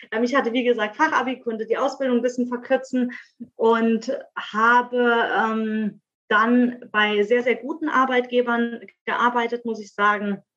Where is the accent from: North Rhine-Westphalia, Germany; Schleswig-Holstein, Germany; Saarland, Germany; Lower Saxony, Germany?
Saarland, Germany; moved away as an adult; now in Speyer, Germany; Ich lebe im wunderschönen Speyer in der Pfalz. Ähm, ursprünglich mal aus dem Saarland hierher gezogen vor zwei Jahren. Bin 32 Jahre jung